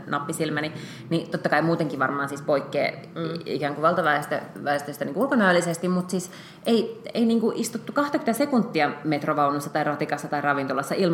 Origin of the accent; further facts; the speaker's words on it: Budapest, Hungary; now in Finland; joka on siis mun, mun entinen kotikaupunki. Mä oon syntynyt Budapestissa ja sitten mä tota, niin, olin siellä kaksi kesää opiskeluaikoina töissä.